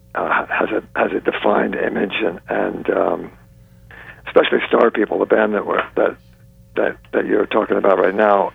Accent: New York, United States; also born or lived in South Carolina; I say I'm from New York. That's where I was brought up

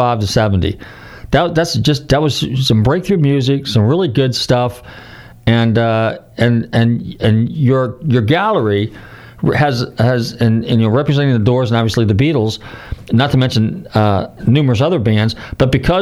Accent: Marin County, California, United States; I grew up in Marin County

